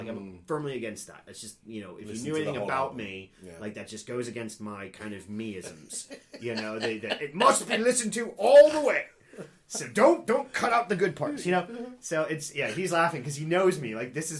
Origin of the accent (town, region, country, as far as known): Cincinnati, Ohio, United States; born or raised there